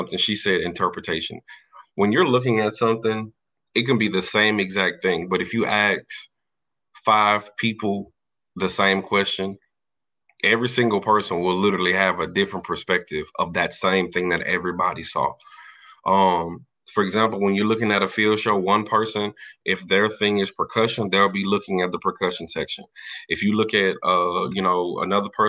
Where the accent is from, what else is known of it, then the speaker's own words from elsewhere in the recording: Louisiana, United States; I march for Prairie View, but I'm from Louisiana